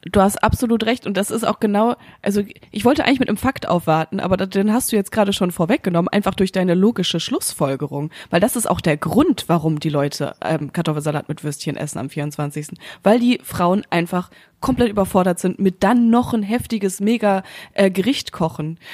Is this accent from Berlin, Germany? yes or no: no; North Rhine-Westphalia, Germany; bei uns in Nordrhein-Westfalen